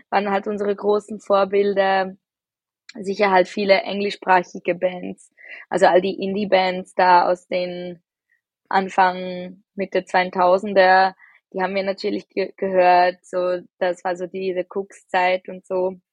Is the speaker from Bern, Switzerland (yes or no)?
no; Zurich, Switzerland; Ähm, wir sind aus Zürich.